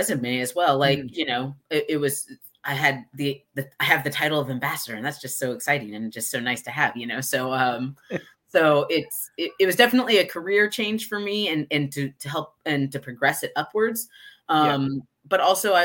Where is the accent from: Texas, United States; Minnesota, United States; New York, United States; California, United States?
Texas, United States; Houston; now in Austin, United States; I'm in Austin, but I was born and raised in Houston.